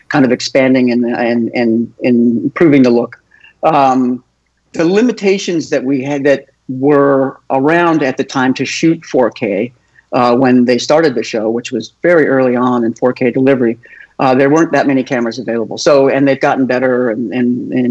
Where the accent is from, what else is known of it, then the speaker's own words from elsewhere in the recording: Topanga, California, United States; I grew up in Topanga Canyon, which was kind of a hippie-laden area north of Los Angeles, almost to Malibu